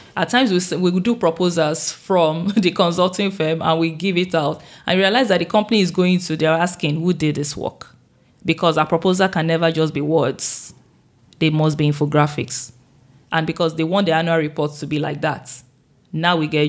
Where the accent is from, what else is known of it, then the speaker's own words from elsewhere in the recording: Nigeria; I'm the first from Nigeria in 12 years and I'm the only one from Africa this year.